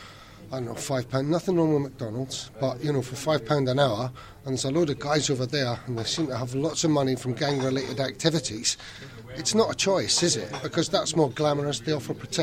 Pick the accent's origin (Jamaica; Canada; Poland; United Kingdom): United Kingdom; Edinburgh, Scotland; I live in Portobello, I'm from Portobello